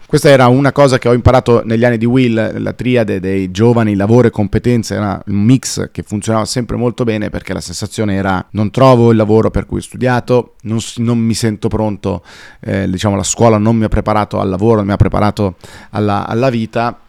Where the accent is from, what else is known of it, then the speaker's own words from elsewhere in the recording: Como, Lombardy, Italy; moved away; noi comaschi, dato che sono nato a Como, siamo un po' più timidi